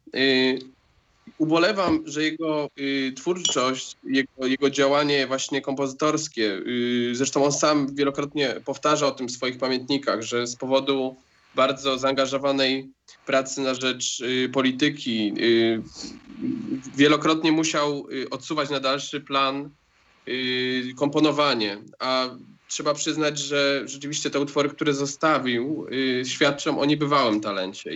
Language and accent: Polish; Łódź, Łódź Voivodeship, Poland; ja w zasadzie urodziłem się w Łodzi